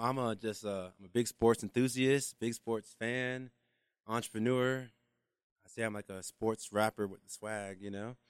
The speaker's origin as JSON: {"language": "English", "town": "Atlanta", "region": "Georgia", "country": "United States", "moved": "as an adult", "lives_now": "Utah, United States", "said": "coming from Atlanta"}